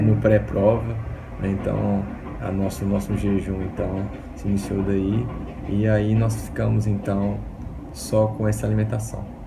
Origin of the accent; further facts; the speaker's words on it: São Paulo, Brazil; tenho 41 anos, sou aqui de São Paulo